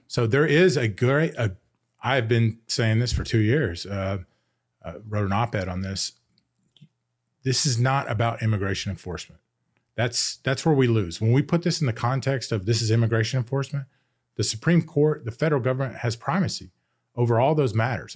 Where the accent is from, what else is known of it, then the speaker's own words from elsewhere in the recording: United States; I grew up in Montgomery County and I went to a pretty good school system